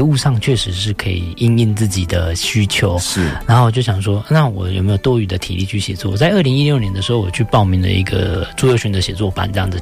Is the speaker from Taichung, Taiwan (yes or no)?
yes; Taichung, Taiwan; 我们是在台中市府后街开泡沫红茶店，跟那个春水堂差不多同期